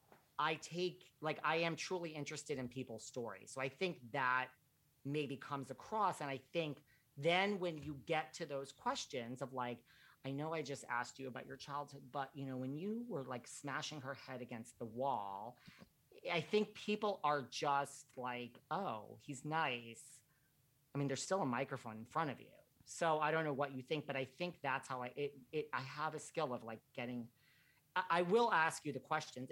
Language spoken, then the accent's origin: English; New York, United States; I'm from New York